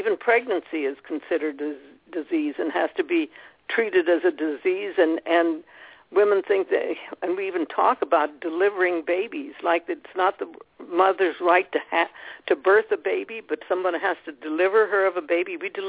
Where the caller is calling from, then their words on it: Scottsdale, Arizona, United States; I'm calling in from Scottsdale